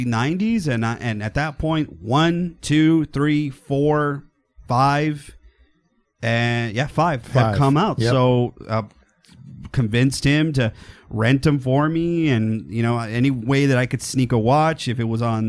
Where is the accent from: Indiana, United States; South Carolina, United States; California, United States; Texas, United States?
Texas, United States; I am from Texas